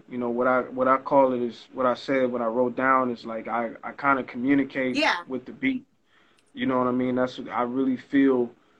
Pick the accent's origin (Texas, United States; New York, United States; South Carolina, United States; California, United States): California, United States; Los Angeles; I was born and raised in Los Angeles, but my roots are Southern.